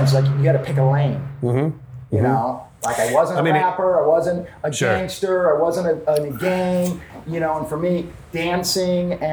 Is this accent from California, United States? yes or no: yes; Los Angeles, California, United States; also born or lived in Beverly Hills; growing up in Los Angeles, you know, it's besides it being clicky, it's a melting pot